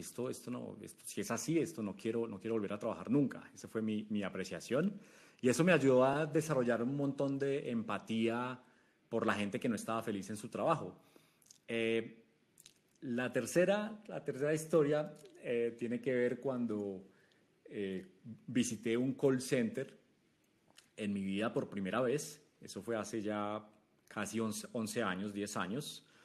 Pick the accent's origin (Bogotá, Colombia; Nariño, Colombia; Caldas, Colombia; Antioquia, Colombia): Caldas, Colombia; Manizales; moved away as an adult; yo me fui a Chile, yo soy colombiano de una ciudad que se llama Manizales, en, las montañas de Colombia. Me fui a Chile eh, una vez eh, me gradué de la universidad como ingeniero de sistemas.